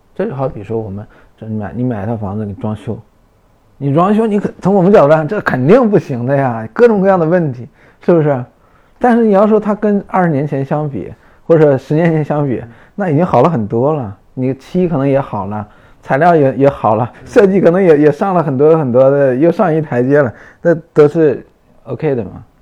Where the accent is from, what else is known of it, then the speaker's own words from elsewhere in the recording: Northeast China, China; moved away; 我们老家东北